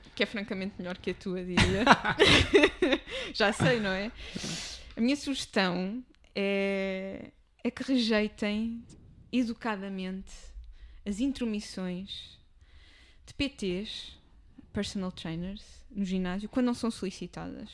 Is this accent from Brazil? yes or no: no; Amadora, Lisbon, Portugal; apesar de ser o meu espaço, nascida, criada, mas não vou morrer na Amadora